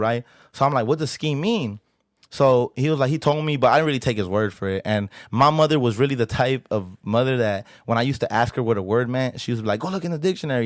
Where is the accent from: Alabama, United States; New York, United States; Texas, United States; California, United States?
California, United States; Los Angeles; I'm from South Central L